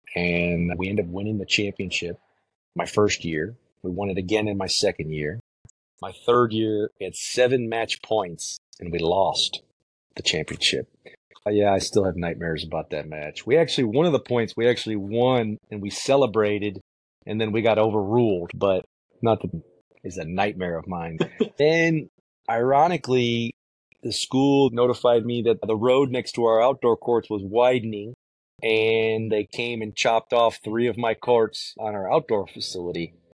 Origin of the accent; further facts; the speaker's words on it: Chicago, Illinois, United States; moved away as an adult; growing up in Chicago